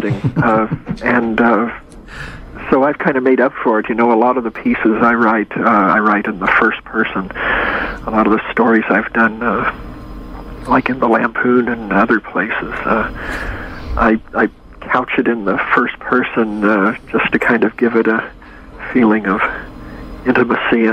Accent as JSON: {"language": "English", "town": "Wichita", "region": "Kansas", "country": "United States", "moved": "as an adult", "lives_now": "California, United States", "said": "I'm from Kansas"}